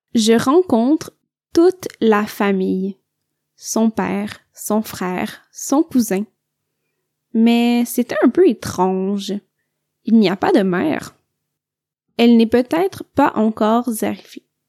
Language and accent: French; Quebec, Canada; je viens du Québec